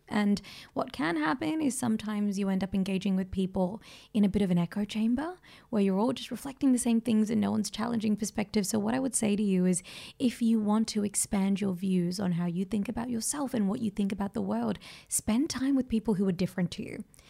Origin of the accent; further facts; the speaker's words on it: Australia; because of my ethnicity, it cost me being an Australian